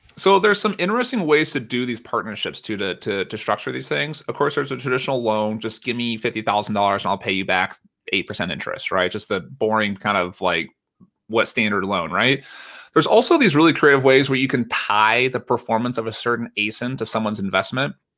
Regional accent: United States; accent: American; I'm an American, uh, by my accent

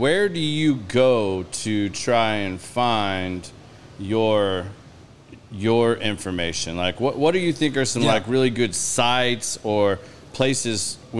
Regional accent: Claremore, Oklahoma, United States

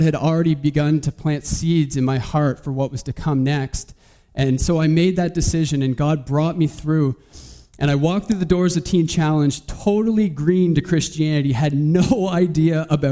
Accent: Saint John, New Brunswick, Canada; also born or lived in Moncton; so I'm from St. John

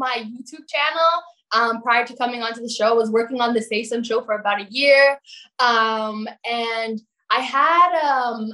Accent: Toronto, Ontario, Canada; now in St. Catharines, Canada; Toronto, my hometown

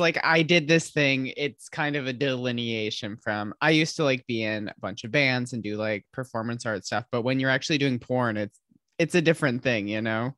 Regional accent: Michigan, United States; I'm from Michigan

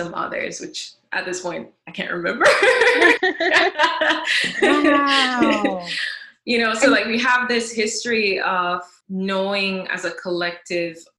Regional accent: Jamaica; I am originally from Jamaica. That's where I was born and raised

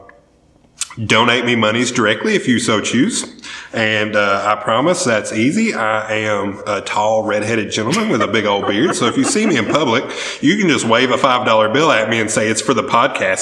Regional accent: the South, United States; accent: southern; my southern accent

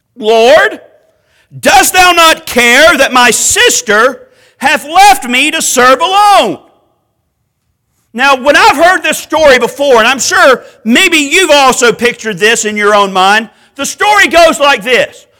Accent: Macon, Georgia, United States; also born or lived in Cairo, Georgia / Americus, Georgia; I'm from South Georgia. I was born in Macon. I lived for a while in places like Cairo in Americas

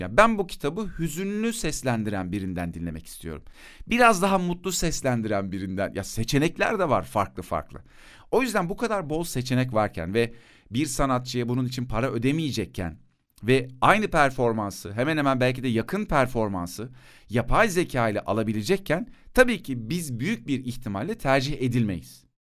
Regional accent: Turkey; Bana demişler ki bu topraklarda doğdun Türksün sen.

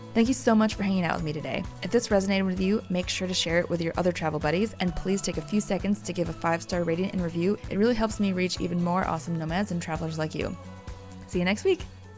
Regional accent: outside Chicago, Illinois, United States; moved away; also born or lived in Korea; I grew up right outside Chicago

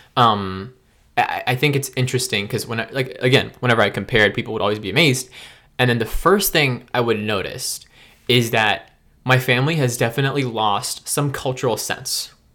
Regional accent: Maryland, United States; also born or lived in Memphis, Tennessee; I've, I've gr, I've grown up for most of my life in Maryland.

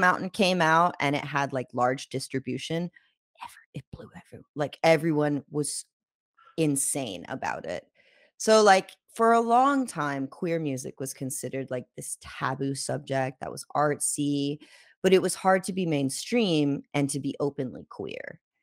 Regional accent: Jacksonville, Florida, United States; we're from the South

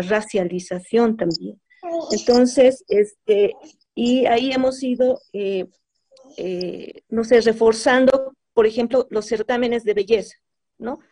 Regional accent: Bolivia; somos bolivianos

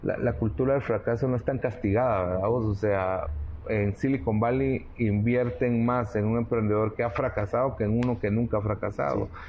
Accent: Guatemala; los guatemaltecos, los chapines somos atrevidos

